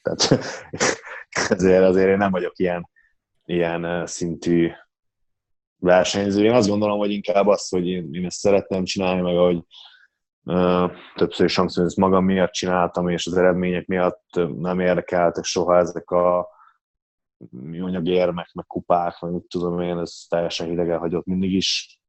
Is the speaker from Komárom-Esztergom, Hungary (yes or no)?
no; Ózd, Borsod-Abaúj-Zemplén, Hungary; én Ozdról származok, Ozdon születtem, ott is nőttem fel